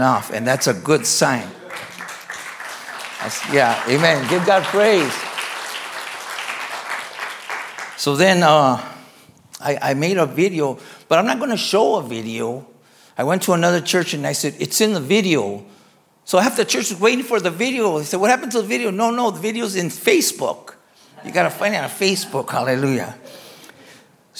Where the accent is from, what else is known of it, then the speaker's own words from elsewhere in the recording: Los Angeles, California, United States; I'm from Boyle Heights. Me and Pastor Ruben, we're from Boyle Heights.